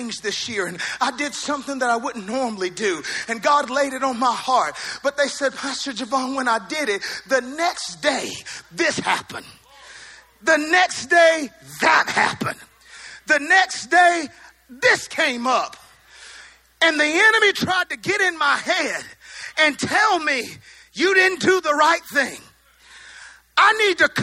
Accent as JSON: {"language": "English", "region": "the South", "country": "United States", "accent": "southern", "said": "my southern accent"}